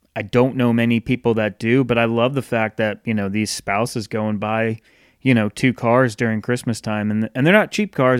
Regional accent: Northeast, United States; moved away as an adult; now in the South, United States; growing up in the Northeast

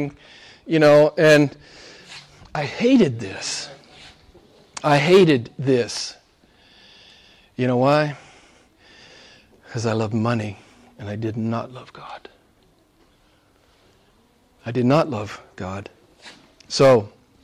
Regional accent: United States; I was an average American

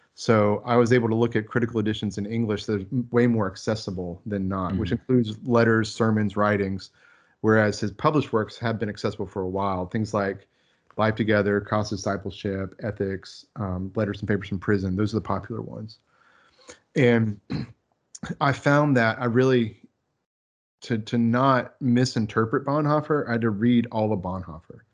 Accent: Florida, United States; moved away as an adult; now in Texas, United States; I grew up in Florida

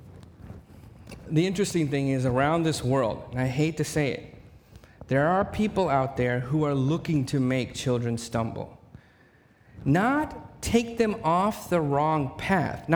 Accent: Mesquite, Texas, United States; I was raised in Mesquite, Texas

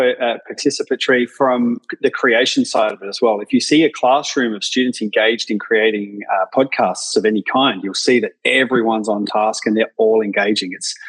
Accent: Adelaide, South Australia, Australia; I'm from Australia, a little city called Adelaide in South Australia. It doesn't matter that we're on the other side of the world from you guys.

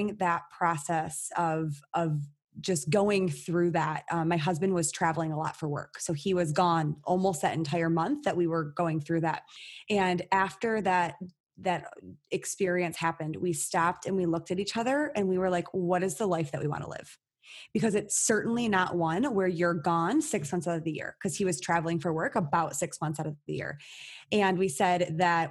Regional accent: Michigan, United States; I'm born and raised in Michigan. I've never left the state

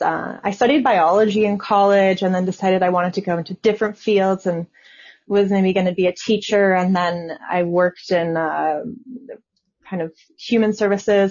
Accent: Southwest, United States; I'm from the Southwest

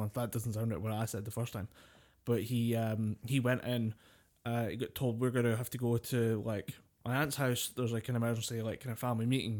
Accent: United Kingdom; we're British, we've grown up with a kinda folklore

